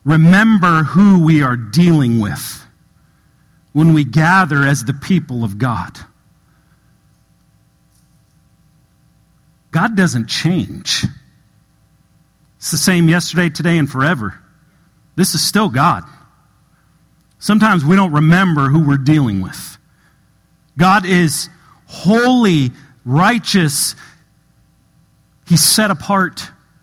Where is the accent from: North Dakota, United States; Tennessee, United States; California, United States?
California, United States; Southern; moved away as an adult; also born or lived in Apple Valley, California; I'm from Southern California, moved here a couple years ago